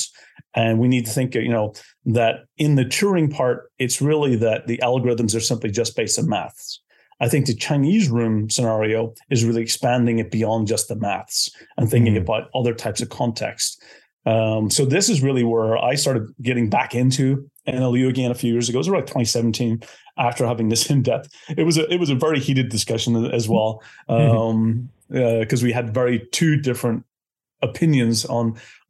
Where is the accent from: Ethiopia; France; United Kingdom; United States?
United Kingdom; Belfast, Northern Ireland; moved away as an adult; now in Estonia; I'm originally from Belfast, from Northern Ireland, but I've been based in Estonia for the last 20 years.